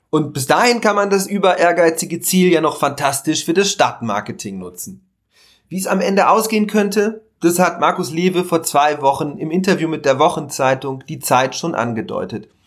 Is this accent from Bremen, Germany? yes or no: no; Münster, North Rhine-Westphalia, Germany; als Oberbürgermeister von Münster möchte ich einen Klimahaushalt für das kommende Haushaltsjahr in meiner Heimatstadt einführen